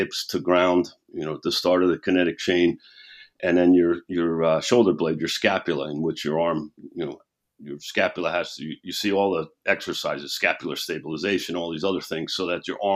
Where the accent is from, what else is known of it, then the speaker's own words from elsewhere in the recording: New York City, New York, United States; also born or lived in Scottsdale, Arizona; now in Fort Mill, United States; I'm from New York City. I said, where we grew up, we used to think that there was a pub or a bar and grill on every corner